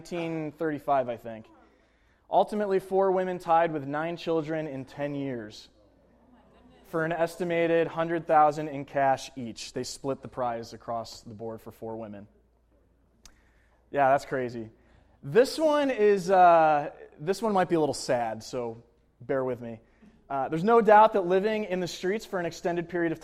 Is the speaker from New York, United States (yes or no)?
yes; Buffalo, New York, United States; moved away as an adult; also born or lived in Manhattan; now in New York City, United States; I went back to my hometown in Buffalo, New York